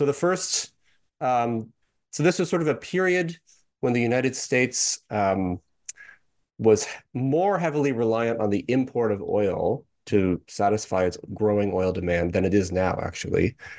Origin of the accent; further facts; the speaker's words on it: Canada; I'm actually from Canada. I'm not an American. And I did my PhD in Canada at the University of Toronto, St. George.